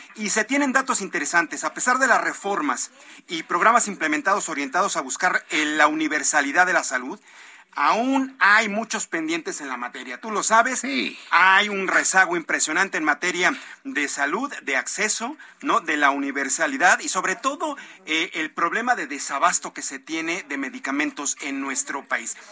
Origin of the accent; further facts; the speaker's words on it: Mexico; Aquí en nuestro país